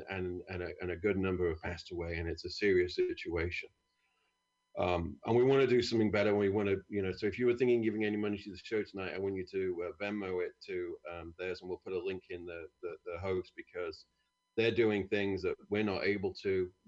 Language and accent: English; United Kingdom; moved away; I'm from a great country.